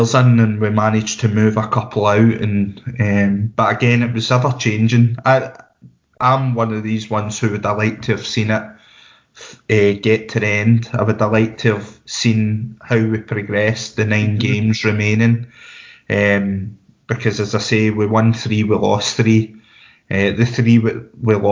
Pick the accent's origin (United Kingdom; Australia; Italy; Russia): United Kingdom; Barrhead, Scotland; I'm from Barrhead